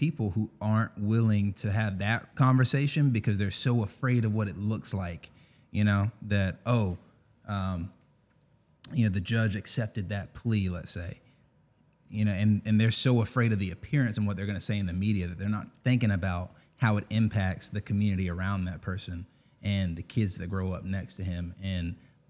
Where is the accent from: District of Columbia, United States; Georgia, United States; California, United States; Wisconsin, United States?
Georgia, United States; Augusta; So I'm from Augusta, born and raised.